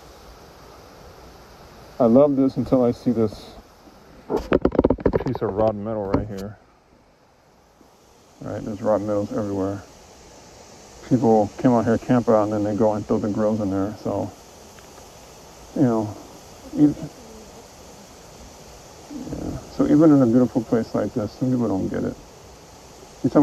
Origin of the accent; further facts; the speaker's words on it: Midwest, United States; now in Kauai, United States; I was born in the Midwest. I wasn't born here.